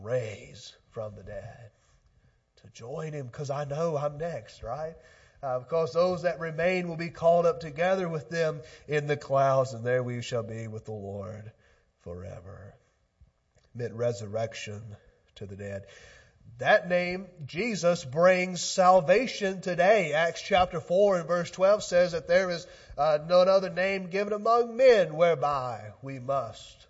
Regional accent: Oxford, Mississippi, United States; moved away; I'm from Oxford originally, and Pontotoc County is the neighboring county. I was on a school bus traveling through a little town of Ecru, Mississippi

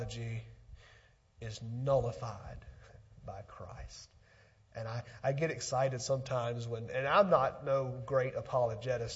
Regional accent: Pontotoc, Mississippi, United States; back in my hometown, South Pontotoc School

